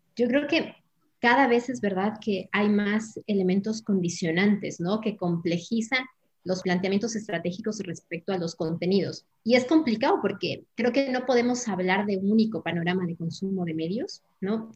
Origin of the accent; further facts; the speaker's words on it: Ecuador; moved away as an adult; now in Madrid, Spain; yo soy ecuatoriana, que vivo ya más de 20 años aquí en España